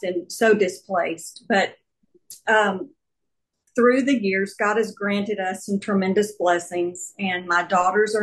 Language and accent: English; Texas, United States; I am a Texan born and raised